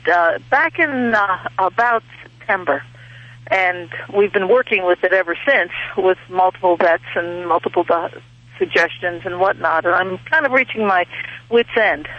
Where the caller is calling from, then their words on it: Ferguson Valley, near Lewistown, Pennsylvania, United States; I'm calling from Ferguson Valley, which is near Lewistown in Pennsylvania.